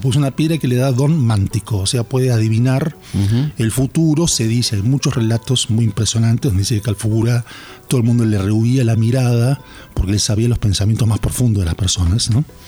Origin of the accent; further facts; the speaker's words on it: Bahía Blanca, Buenos Aires Province, Argentina; soy de Bahía Blanca, laburé mucho con, con agrupaciones indígenas en Bahía Blanca